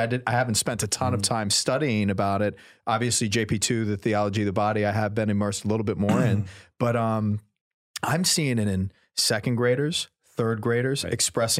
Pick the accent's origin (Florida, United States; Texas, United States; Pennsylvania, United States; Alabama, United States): Florida, United States; I mean, we grew up in the Florida public school system.